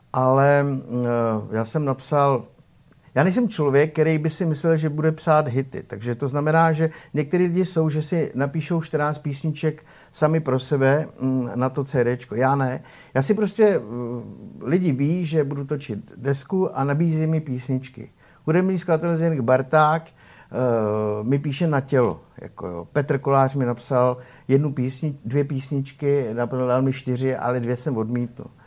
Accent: Czechia; pocházím z malé vesničky, z Radových Střímelic

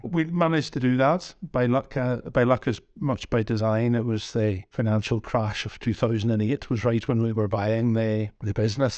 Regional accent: Northern Ireland, United Kingdom; moved away as an adult; also born or lived in Glasgow; now in Dumfries and Galloway, United Kingdom; You can maybe tell from my accent, I hail from Northern Ireland originally

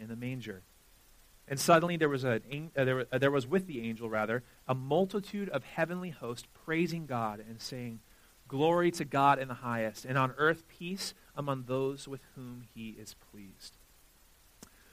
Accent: Southern California, United States; I'm from Southern California

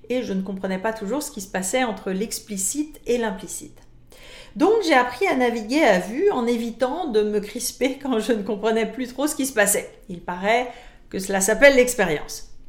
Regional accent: France; now in Canada; Je suis française d'origine, ai travaillé longtemps pour des entreprises internationales, je vis maintenant au Canada

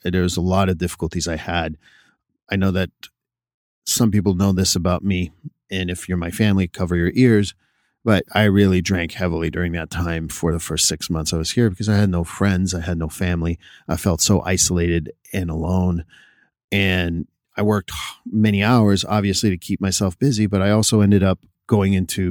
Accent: Montreal, Quebec, Canada; first language French; English is a second language; now in United States; I'm born and raised in Montreal, Quebec. So when you move to a different country, there is certain adaptations you have to do.

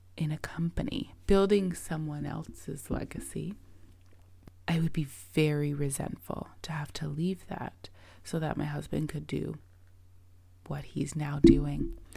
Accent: Toronto, Ontario, Canada; I currently live in Toronto, Canada. Um, I'm a Canadian. I've lived here my whole life.

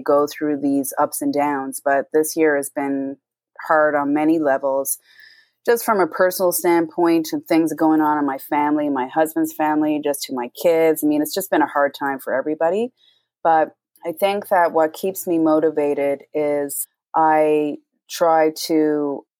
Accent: The Rock, Newfoundland and Labrador, Canada; from The Rock, J Rock

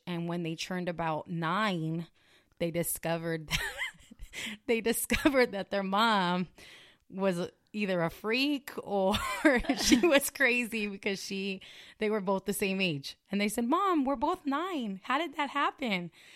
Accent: California, United States; moved away as an adult; also born or lived in Las Vegas; I'm from California.

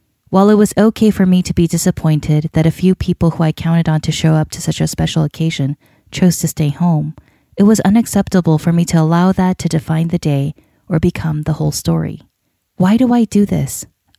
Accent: North Carolina, United States; against my decision to hold the wedding in Iowa instead of my home state of North Carolina

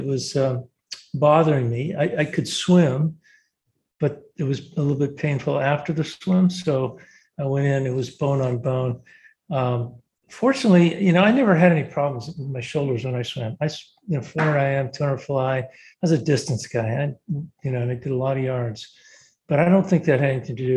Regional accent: Southern California, United States; moved away as an adult; also born or lived in Indiana; I grew up in Southern California

